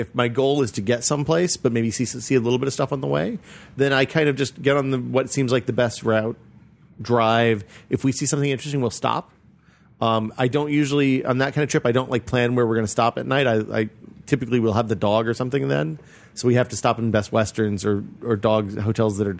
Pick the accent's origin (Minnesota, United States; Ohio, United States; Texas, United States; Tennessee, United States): Tennessee, United States; now in California, United States; I'm from Tennessee